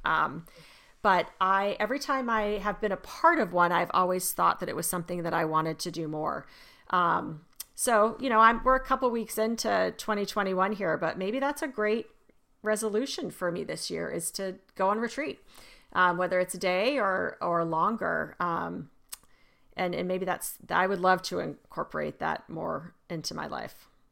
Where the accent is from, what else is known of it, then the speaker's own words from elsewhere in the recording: Arizona, United States; I remember growing up in Arizona